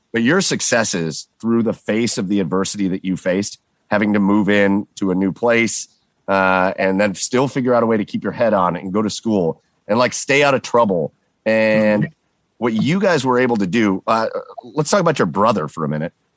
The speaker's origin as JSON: {"language": "English", "town": "Rocky River", "region": "Ohio", "country": "United States", "tie": "born or raised there", "said": "I grew up in Rocky River"}